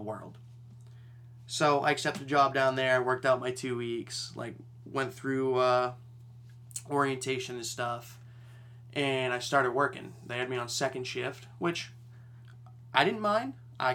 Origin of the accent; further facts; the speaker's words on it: Maine, United States; I'm from Maine